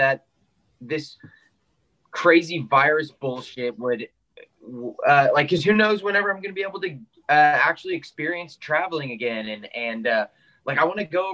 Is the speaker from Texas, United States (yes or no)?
yes; Austin, Texas, United States; also born or lived in Houston, Texas; technically I was born in Houston, but whenever I was like 2 years old, my family moved to Austin and we never left.